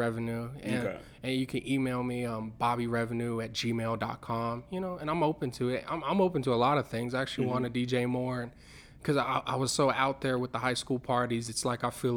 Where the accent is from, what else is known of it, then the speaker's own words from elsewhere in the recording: Canyon Lake, Texas, United States; moved away; I'm actually from a little town called Canyon Lake, Texas